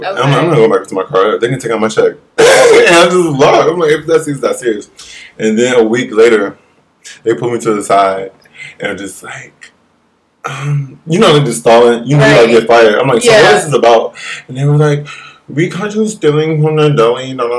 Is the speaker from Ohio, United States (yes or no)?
yes; Toledo, Ohio, United States; moved away as an adult; now in New York, United States; I'm from Ohio, Toledo, Ohio.